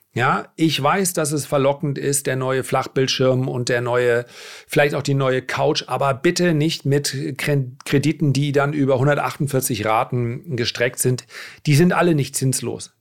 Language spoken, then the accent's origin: German; Northern Germany, Germany; bei uns in Norddeutschland